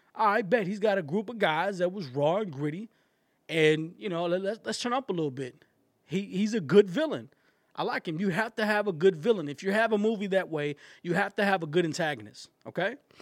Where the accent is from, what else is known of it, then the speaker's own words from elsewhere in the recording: East Texas, United States; I'm from East Texas